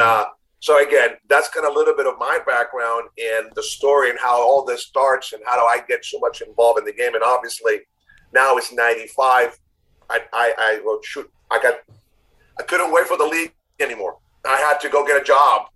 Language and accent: English; Chile; English is a second language; moved away as an adult; also born or lived in United States / Miami; now in Nashville, United States; grew up in Chile, born in the U.S., raised in Chile, came back when I was 19